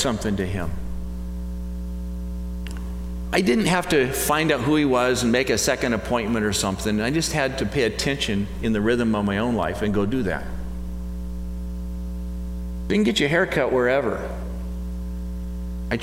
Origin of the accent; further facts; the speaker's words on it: United States; as an American